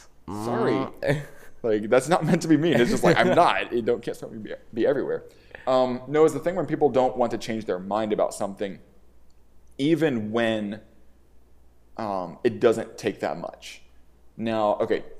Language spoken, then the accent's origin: English; the South, United States; growing up in the South